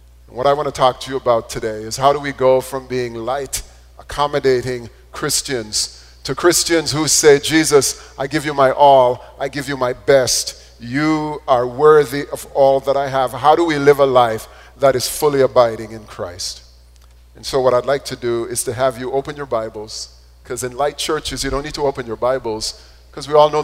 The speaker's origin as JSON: {"language": "English", "country": "Jamaica", "tie": "born or raised there", "said": "When I was growing up in Jamaica"}